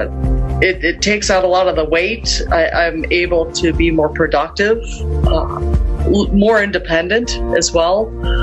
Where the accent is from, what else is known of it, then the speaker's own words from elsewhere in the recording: Lakewood, Ohio, United States; I'm from Lakewood, Ohio